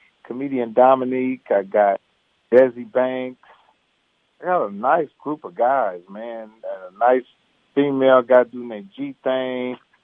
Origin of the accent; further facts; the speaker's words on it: Indiana, United States; It's a family show based out of Indiana, my hometown